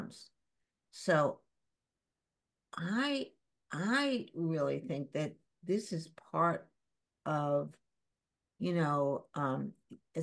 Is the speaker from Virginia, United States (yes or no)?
no; New York City, New York, United States; also born or lived in Shanghai; I grew up in the East Village after Shanghai.